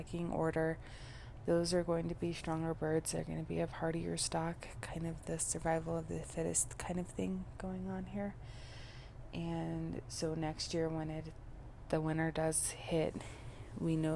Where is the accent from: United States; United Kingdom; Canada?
United States; Colorado; I am from Colorado, but the climate in Colorado varies so much. There are the plains regions, which are the lower altitudes. That's what you usually hear about when you hear about the Mile High City, that 5280 altitude. And that's where I spent a majority of my life, is in those plains regions